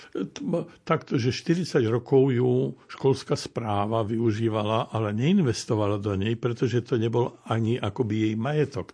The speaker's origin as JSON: {"language": "Slovak", "town": "Kurima", "region": "Prešov Region", "country": "Slovakia", "tie": "born or raised there", "said": "ja som vyrastal v Kurime"}